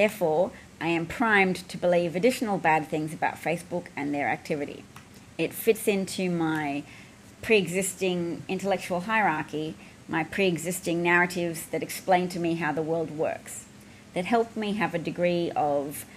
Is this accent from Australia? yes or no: yes; Australia; as an Australian